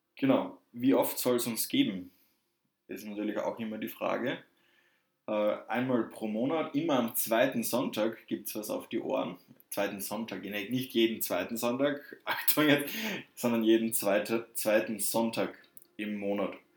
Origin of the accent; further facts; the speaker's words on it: Southern Germany, Germany; accent: southern; ich komme aus dem Süden. Das hört man vielleicht ein bisschen an meiner sprachlichen Färbung.